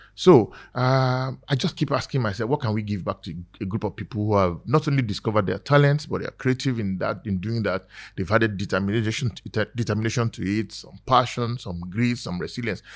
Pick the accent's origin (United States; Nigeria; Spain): Nigeria; I'm just like another Ni- Nigerian